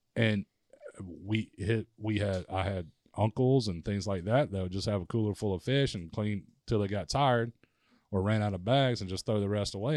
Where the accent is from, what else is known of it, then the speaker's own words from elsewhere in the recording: Prattville, Alabama, United States; I grew up in Prattville, Alabama